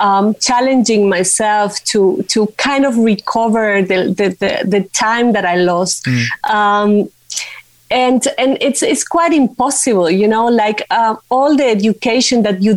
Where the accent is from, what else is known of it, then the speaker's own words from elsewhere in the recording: Paraguay; Yeah, well, I was a child when the Stroessner dictatorship went down. Mm. I know you are familiar with the subject, right? Mm-hmm. And so the first part of my life developed in this dictatorial environment